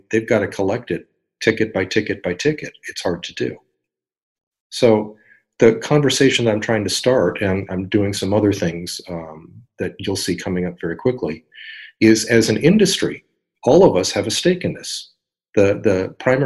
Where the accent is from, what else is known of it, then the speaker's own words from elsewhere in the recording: San Diego, California, United States; here in my hometown of San Diego